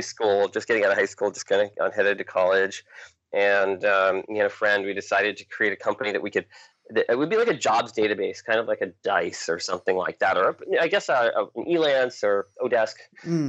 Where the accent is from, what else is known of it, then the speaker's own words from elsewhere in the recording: New Hampshire, United States; also born or lived in Maine; I grew up in New Hampshire, the state of New Hampshire